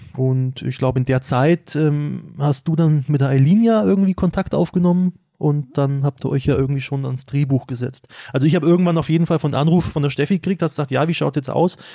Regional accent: Schwabach, Bavaria, Germany; ich komme aus Schwabach

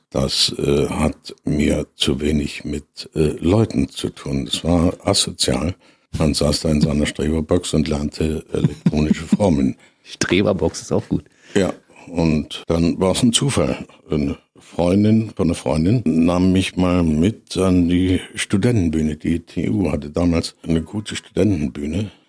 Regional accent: Freiberg, Saxony, Germany; Und äh, ja, ich bin aufgewachsen in Freiberg. Äh, mein Großvater war Schmiedemeister.

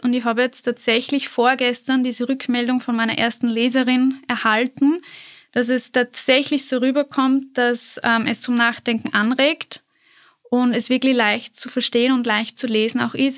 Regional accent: southern Burgenland, Austria; moved away as an adult; now in Vienna, Austria; ich komme ursprünglich aus dem Südburgenland

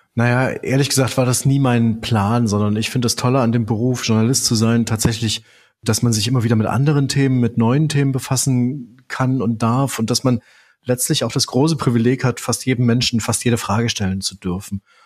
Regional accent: Leipzig, Saxony, Germany; Also ich bin in Leipzig geboren. Ich äh, sitze jetzt hier gerade an einem Leipziger Schreibtisch

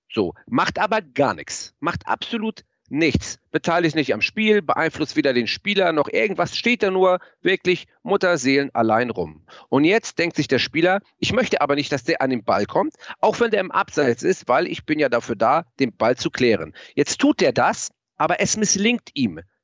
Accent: Germany; ich komme aus Mlandsberg

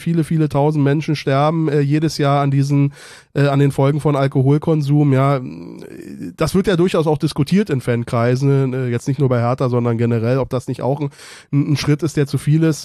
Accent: Germany; moved away as an adult; also born or lived in Berlin / Brandenburg; now in Bonn, Germany; ich komme aus Berlin Mitte, aber bin auch einen großen Teil in, in, in, in Brandenburg aufgewachsen

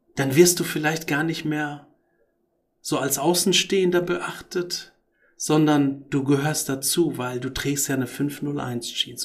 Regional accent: Morocco; moved away; also born or lived in Tangier, Morocco; Und ich bin noch in Marokko geboren und habe auch meine Kindheitsträume dort

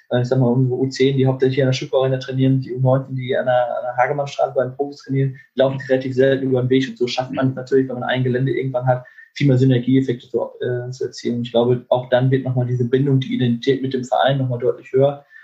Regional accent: Lübeck, Schleswig-Holstein, Germany; now in Bielefeld, Germany; In der Tat fahre ich gerne in, meine, in meinen Heimatort zurück. Also ich wohne hier in Bielefeld auch, aber fahre gerne mhm. mal in den Bereich Lübeck zurück

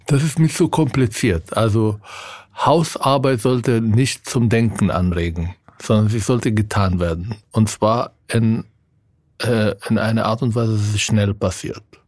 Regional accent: Israel; now in Germany; von meinem Heimatland

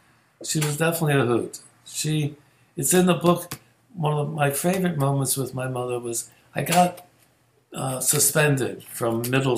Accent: Philadelphia, Pennsylvania, United States; moved away; also born or lived in New York; So growing up in Logan was really fascinating. My saving grace was we had the same house for 20 years. The first 20 years of my life, I was in the same house.

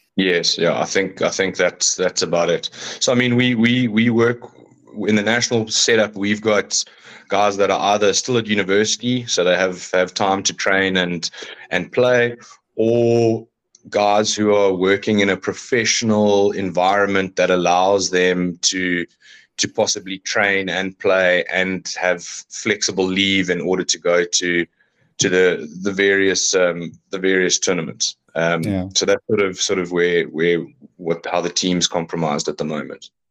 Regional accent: South Africa; as a South African male

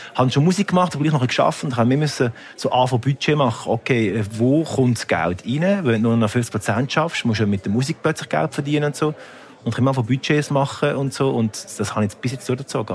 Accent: Lucerne, Switzerland; ich bin natürlich in Luzern aufgewachsen, also im sehr Kanton katholisch

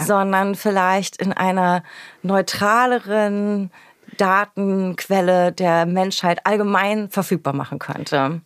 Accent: Berlin, Germany; born or raised there

